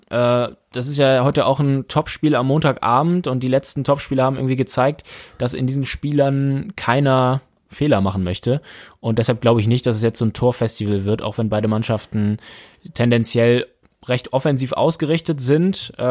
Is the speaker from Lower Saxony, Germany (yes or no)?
no; Kiel, Schleswig-Holstein, Germany; Und als Kieler weiß man, alle spielen für Holstein außer Holstein.